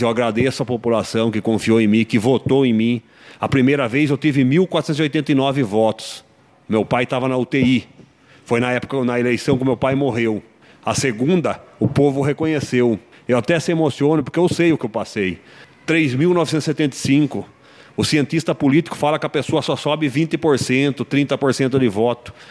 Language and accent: Portuguese; Sorocaba, São Paulo, Brazil; nasci aqui em Sorocaba. Tenho orgulho de ser sorocabano nato.